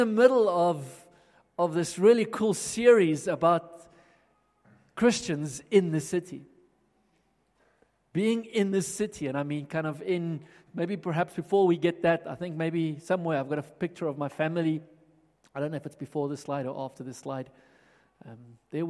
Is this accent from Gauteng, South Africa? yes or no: yes; Johannesburg, Gauteng, South Africa; now in Pretoria, South Africa; I grew up in Johannesburg, and back when Johannesburg looked very different to how it looks now, and was at school here, primary schools, high schools